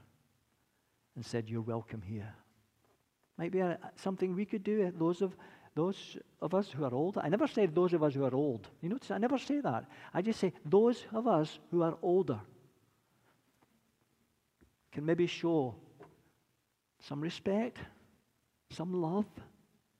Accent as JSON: {"language": "English", "region": "Scotland", "country": "United Kingdom", "accent": "Scottish", "moved": "yes", "lives_now": "United States", "said": "I'll never lose my accent. They say the Scots don't give away much, but definitely not going to give away the accent."}